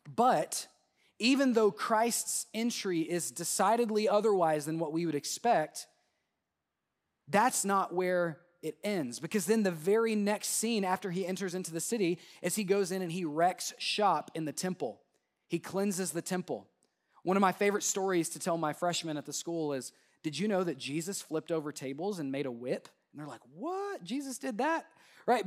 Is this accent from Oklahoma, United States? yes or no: yes; Southwest Oklahoma, United States; my hometown in, in Southwest Oklahoma